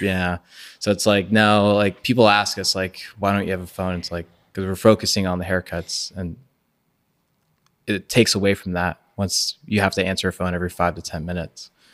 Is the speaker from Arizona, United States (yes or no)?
no; Orlando, Florida, United States; I grew up in East Orlando